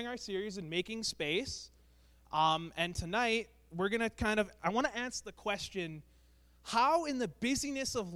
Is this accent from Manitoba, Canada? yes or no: yes; Brandon, Manitoba, Canada; moved away; I'm from Brandon, Manitoba. I was born and raised there.